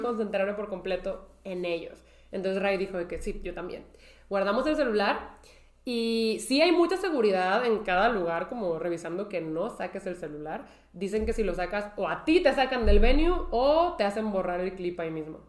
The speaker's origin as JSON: {"language": "Spanish", "country": "Mexico", "said": "yo soy de México"}